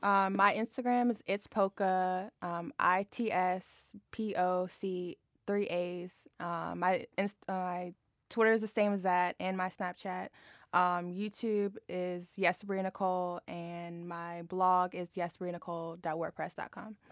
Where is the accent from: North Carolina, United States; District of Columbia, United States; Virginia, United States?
Virginia, United States; Harrisonburg; moved away as an adult; also born or lived in Fairfax, Virginia / Arlington, Virginia; I grew up in Harrisonburg